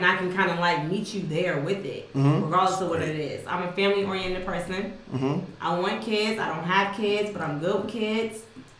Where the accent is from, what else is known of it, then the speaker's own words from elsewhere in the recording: Jackson, United States; I'm from Jackson.